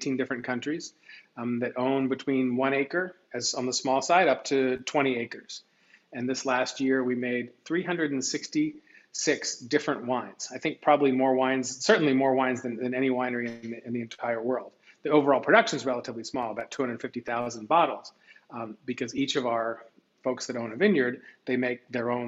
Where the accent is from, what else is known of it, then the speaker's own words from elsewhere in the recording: Washington, District of Columbia, United States; I grew up in Tenley Circle and went to school at Wilson.